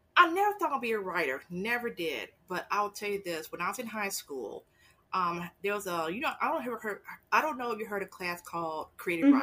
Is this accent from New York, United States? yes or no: no; Los Angeles, California, United States; moved away as an adult; also born or lived in Fort Hood, Texas; now in San Antonio, United States; I'm originally from Los Angeles, California, and I came to um, Texas by way of military.